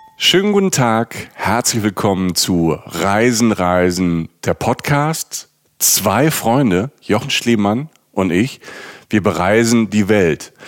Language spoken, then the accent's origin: German; Rhineland-Palatinate, Germany; moved away; aus der Pfalz, aus der Südpfalz, wo ich herkomme